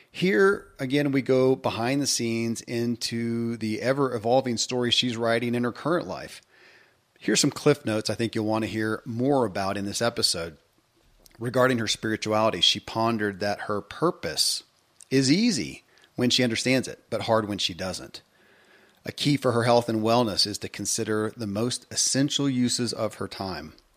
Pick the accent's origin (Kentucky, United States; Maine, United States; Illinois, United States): Kentucky, United States; born or raised there